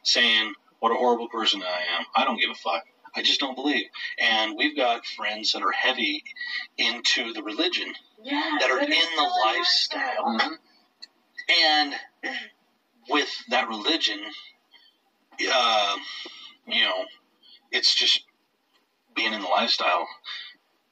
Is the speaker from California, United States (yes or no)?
no; Texas, United States; We grew up in Texas